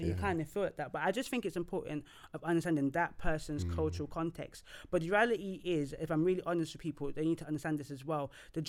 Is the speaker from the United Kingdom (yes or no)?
no; Nigeria; because me as a Nigerian person, I've met some Nigerians that don't want me to even be their worker because I'm Nigerian.